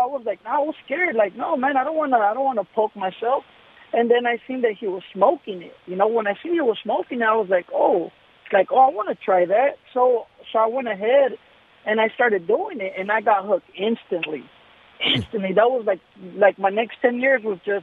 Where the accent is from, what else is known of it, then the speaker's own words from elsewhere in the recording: Los Angeles, California, United States; now in Hawthorne, United States; I grew up in North Hollywood.